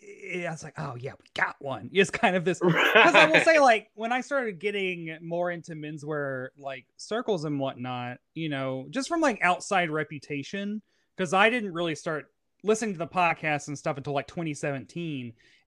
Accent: the South, United States; growing up in the South

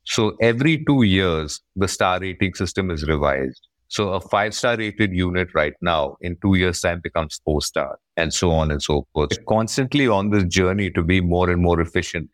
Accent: Bangalore, Karnataka, India; I'm from Bangalore.

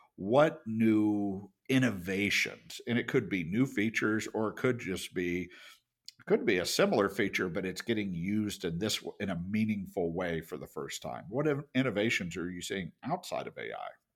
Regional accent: United States; As an American

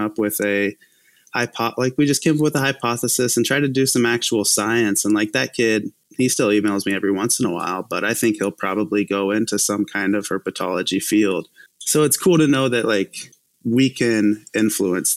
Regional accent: Sabetha, Kansas, United States; also born or lived in Topeka, Kansas; now in Kansas City, United States; I'm born and raised in really small town Kansas

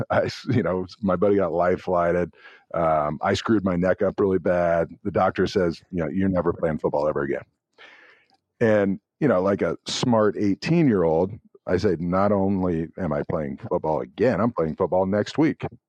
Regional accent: Tekamah, Nebraska, United States; I'm from Tacoma, Nebraska, a tiny town

